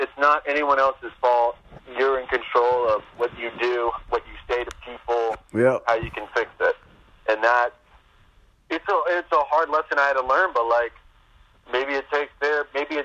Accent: United States; I'm an American student

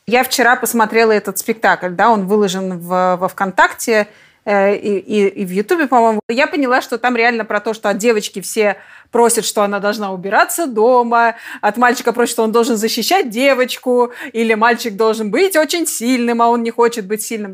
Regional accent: Tomsk, Tomsk Oblast, Russia; Я тоже из Томска

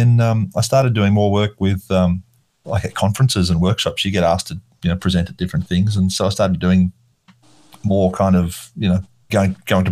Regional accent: Australia; I'm Australian. I was born here and I grew up in this Australian school system

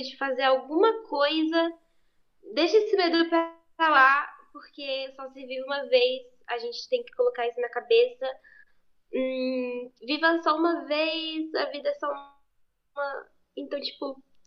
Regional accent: São Paulo, Brazil; Eu nasci em São Paulo, SP, capital. Sempre fui de São Paulo, eu sou paulista.

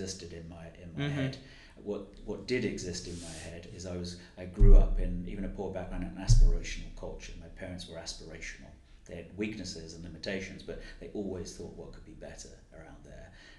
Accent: London, United Kingdom; growing up in the East End

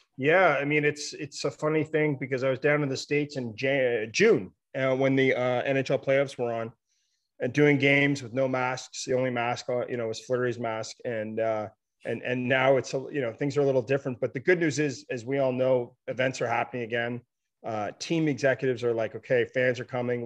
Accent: Ottawa, Ontario, Canada; now in British Columbia, Canada; I'm from Ottawa. Yeah, I'm in BC now, but um, born and raised in Ottawa.

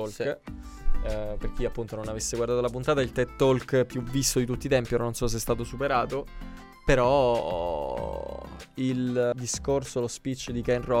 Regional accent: Apulia, Italy; io sono pugliese

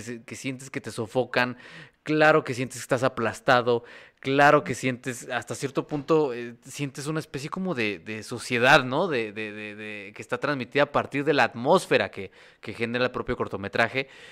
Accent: State of Mexico, Mexico; yo crecí en el Estado de México

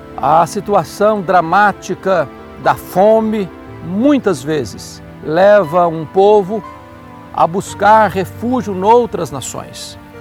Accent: Brazil; E nós, como brasileiros

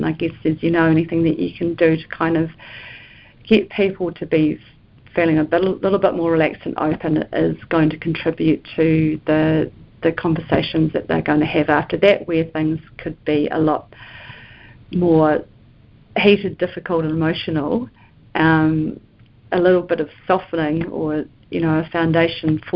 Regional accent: Timaru, Canterbury, New Zealand; now in Wellington, New Zealand; I said I was from the South Island and I'm from a place called Timaru.

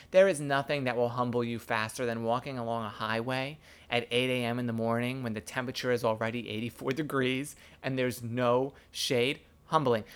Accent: New York City, New York, United States; I grew up gay in the New York City public school system

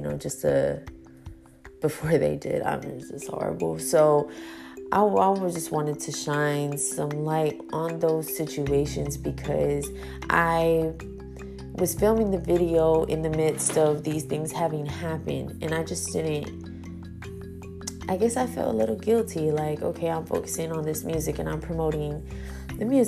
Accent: Houston, Texas, United States; I was born here in Houston

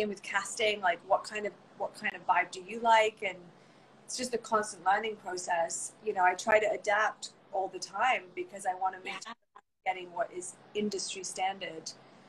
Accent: England, United Kingdom; moved away; And what happens often, I find here, is then I moved from England, and I had done theater, and I was ready

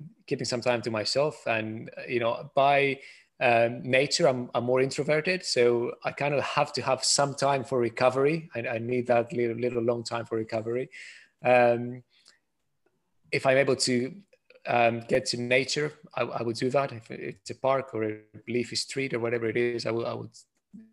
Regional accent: Greece; now in United Kingdom; I am from Greece originally

